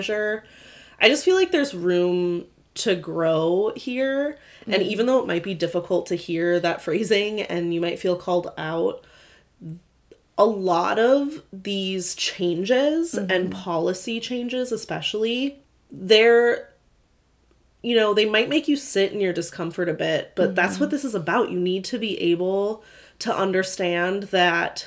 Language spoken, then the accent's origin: English; Michigan, United States; now in Oregon, United States; I'm from Michigan